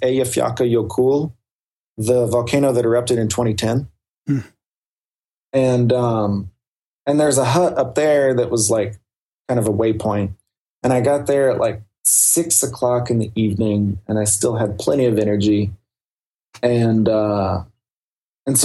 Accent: the South, United States; I'm from the South. I live in Appalachia

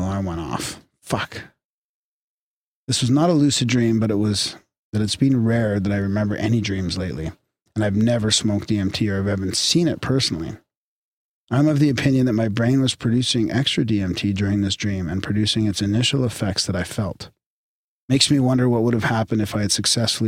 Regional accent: Canada; we're polite Canadian boys

